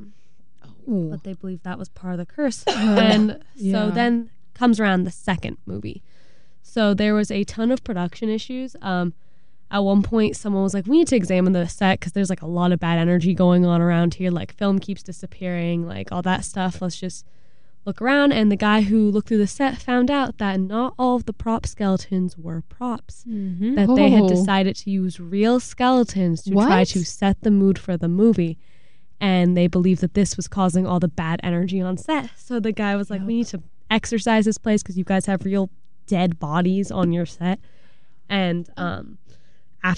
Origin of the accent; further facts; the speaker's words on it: Agoura Hills, California, United States; also born or lived in Moorpark, California; Agoura Hills, which is where I went to high school